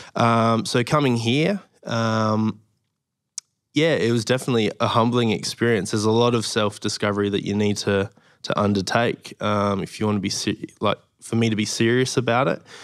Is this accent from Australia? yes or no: yes; Adelaide, South Australia, Australia; moved away as an adult; also born or lived in Moorabbin, Victoria; now in Victoria, Australia; from Adelaide pretty much my whole life